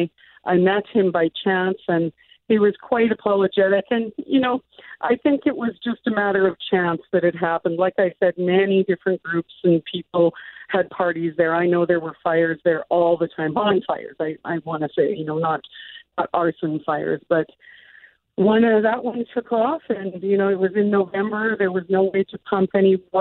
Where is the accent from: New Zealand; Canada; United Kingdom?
Canada; Winnipeg, Manitoba; I grew up in St. Norbert